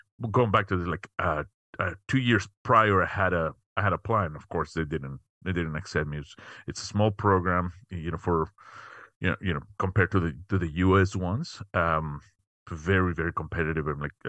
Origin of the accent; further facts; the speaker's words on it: Mexico City, Mexico; moved away as an adult; now in United States; was born and raised in Mexico City. Came to the U.S. quite a while ago. To get my undergrad.